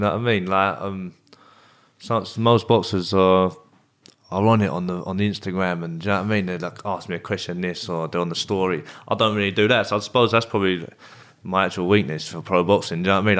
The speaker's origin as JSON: {"language": "English", "town": "Bexley", "region": "London", "country": "United Kingdom", "said": "I'm from Bexley. I am. Okay. I'm from Bexley, but like, yeah, no, I don't really have no. There's no gangs in that, really."}